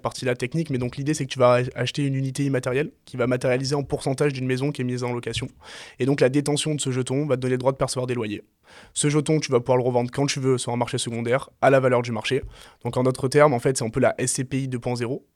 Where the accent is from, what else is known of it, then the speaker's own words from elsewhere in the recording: Marseille, Provence-Alpes-Côte d'Azur, France; moved away as an adult; moi je suis né à Marseille, je suis originaire de Marseille, j'ai pas bougé jusqu'à mes 20 ans de Marseille